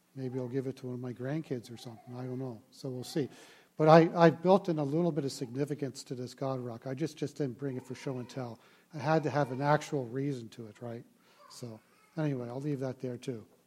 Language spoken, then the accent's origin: English; Baltimore, Maryland, United States; I grew up in Baltimore, Maryland